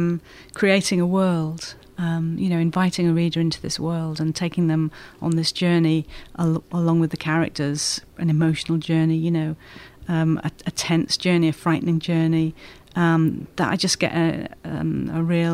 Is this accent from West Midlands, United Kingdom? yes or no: no; Wales, United Kingdom; moved away as an adult; also born or lived in Kent / Lancaster; now in London, United Kingdom; I'm Welsh